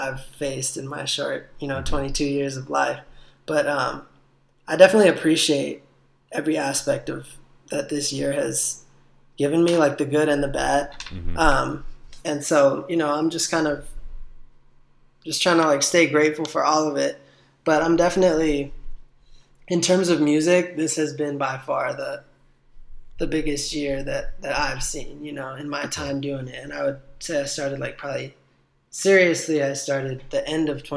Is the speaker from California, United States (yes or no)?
yes; Watsonville, California, United States; and it came with a music video, and it was dedicated to my hometown